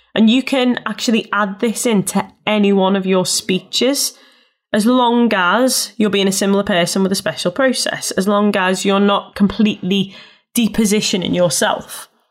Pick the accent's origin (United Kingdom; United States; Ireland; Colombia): United Kingdom; Liverpool, North West England; I'm from Liverpool and I'm a Scouser.